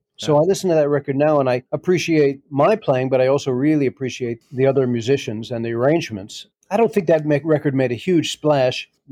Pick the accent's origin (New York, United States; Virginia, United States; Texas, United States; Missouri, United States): New York, United States; New York City; I'm an American kid growing up in New York City in the 60s and 70s